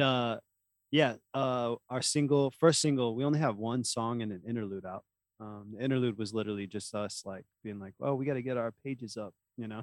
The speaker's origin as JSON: {"language": "English", "region": "Oklahoma", "country": "United States", "said": "we're from Oklahoma"}